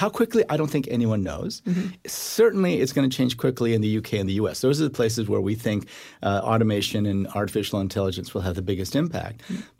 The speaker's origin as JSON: {"language": "English", "country": "South Korea", "tie": "born there", "said": "Because South Korea, when I was born in 1959 in South Korea, the World Bank would not give a loan to South Korea"}